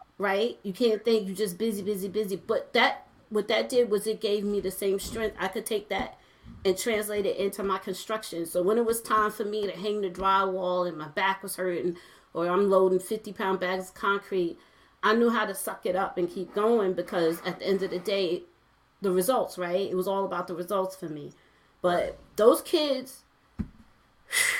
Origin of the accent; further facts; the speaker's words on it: New York City, New York, United States; I'm originally from Brooklyn, from Flatbush